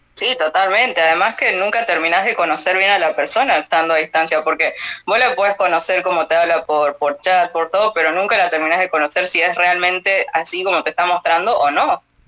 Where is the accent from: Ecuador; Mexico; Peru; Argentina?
Argentina; accent: Argentine; acá en Argentina